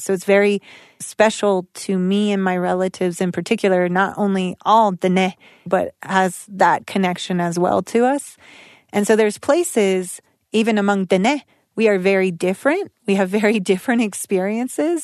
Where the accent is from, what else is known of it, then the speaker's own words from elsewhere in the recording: United States; moved away; also born or lived in Albuquerque; I was born in Tonanarivo, Dizze, and lived as a small child in Dene Becaya